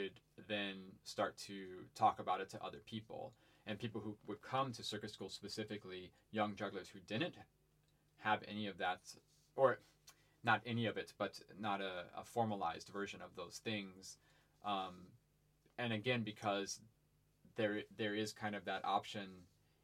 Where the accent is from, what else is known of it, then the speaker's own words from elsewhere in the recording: Ohio, United States; moved away; I grew up in Ohio on a farm